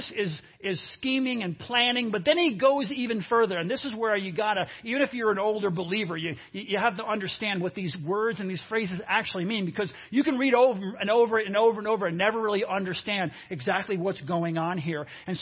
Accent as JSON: {"language": "English", "region": "New York", "country": "United States", "tie": "born or raised there", "moved": "as an adult", "lives_now": "Cincinnati, United States", "said": "I grew up a lot of my life in New York. And in New York, in the Northeast"}